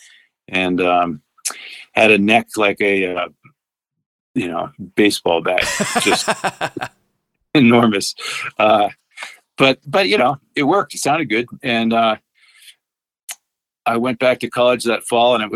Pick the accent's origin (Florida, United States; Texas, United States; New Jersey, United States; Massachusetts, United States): Massachusetts, United States; outside of Boston; moved away; I did grow up back east in outside of Boston